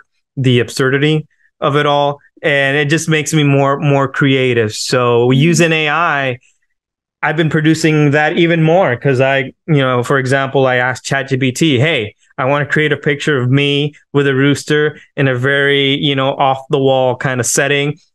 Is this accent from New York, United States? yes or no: no; Miami, Florida, United States; from Miami, Florida.